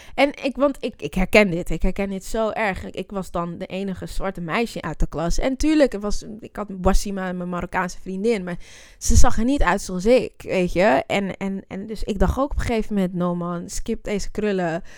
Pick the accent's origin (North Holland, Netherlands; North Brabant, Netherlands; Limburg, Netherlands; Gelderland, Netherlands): North Holland, Netherlands; Zwanenburg; born or raised there; also born or lived in Amsterdam (Bijlmer)